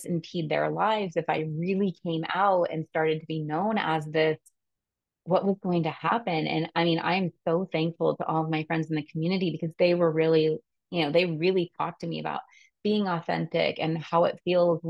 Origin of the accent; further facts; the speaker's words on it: California, United States; I am from California